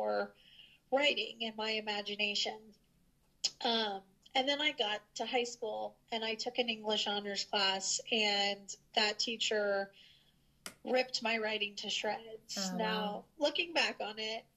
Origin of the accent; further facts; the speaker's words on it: St. Joseph, Missouri, United States; my husband and I moved back to my hometown